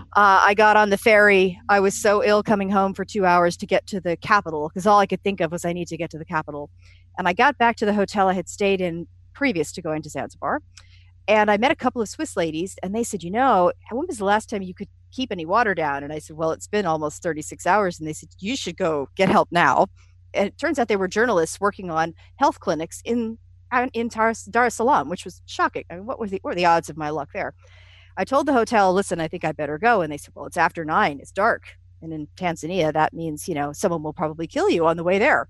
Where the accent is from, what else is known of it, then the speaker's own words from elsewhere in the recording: United States; being an American